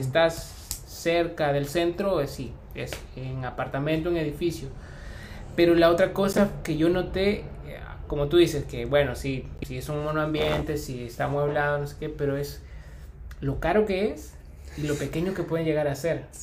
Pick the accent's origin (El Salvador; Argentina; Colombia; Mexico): El Salvador; moved away as an adult; now in Uruguay